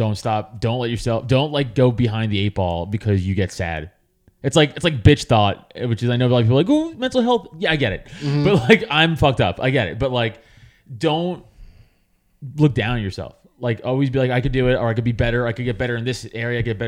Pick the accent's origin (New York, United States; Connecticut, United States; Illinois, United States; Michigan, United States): New York, United States; New York City; growing up in Staten Island, New York